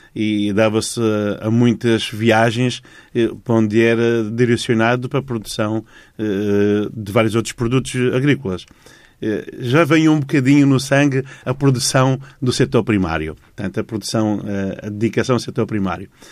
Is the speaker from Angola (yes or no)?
yes; Dondo, Cuanza Norte, Angola; os alemães instalaram a fábrica da ECA no centro de Angola, hum. de onde eu sou originário